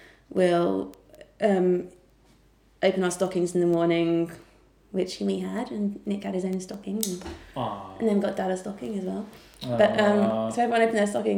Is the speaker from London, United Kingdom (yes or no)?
no; Solihull, West Midlands, United Kingdom; I'm from Solihull